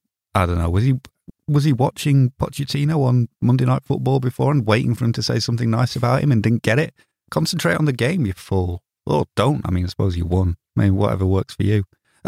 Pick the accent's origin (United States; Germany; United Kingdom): United Kingdom; Well, nobody's going to say that to me because I'm British.